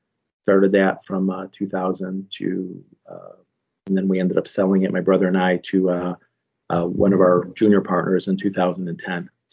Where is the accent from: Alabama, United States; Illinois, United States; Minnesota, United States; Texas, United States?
Illinois, United States; Chicago; moved away as an adult; also born or lived in Toronto, Canada; now in Warsaw, Indiana, United States; I grew up in the Chicago suburbs originally